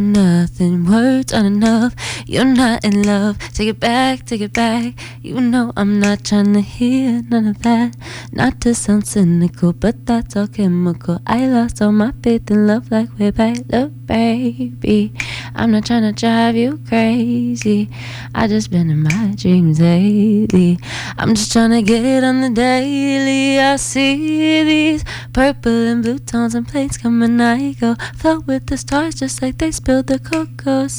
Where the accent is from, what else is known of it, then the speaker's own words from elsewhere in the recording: Williamsburg, Kentucky, United States; I'm from Williamsburg, Kentucky